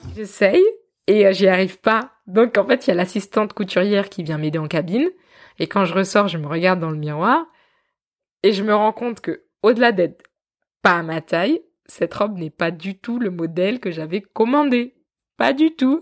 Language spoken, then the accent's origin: French; Benin; je suis béninois